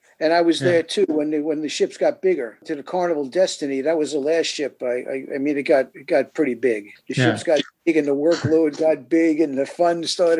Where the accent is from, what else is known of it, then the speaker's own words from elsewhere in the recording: New York, United States; moved away; also born or lived in Fort Lauderdale, Florida / St. Petersburg, Florida; I'm from New York originally, moved to Florida, lived in Fort Lauderdale area for 5 years, playing music.